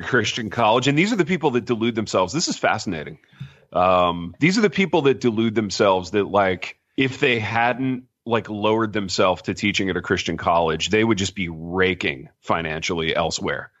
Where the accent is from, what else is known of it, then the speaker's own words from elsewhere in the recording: Midwest, United States; now in Jackson, United States; growing up where I grew up in the Midwest